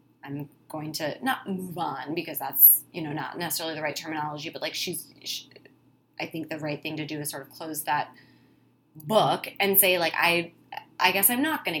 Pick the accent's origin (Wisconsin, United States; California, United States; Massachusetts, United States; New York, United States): Wisconsin, United States; I'm from Wisconsin, it's how you know is when I say the word Wisconsin.